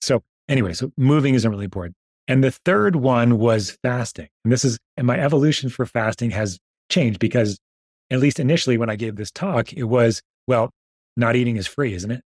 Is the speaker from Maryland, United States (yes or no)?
no; New York, United States; I grew up in New York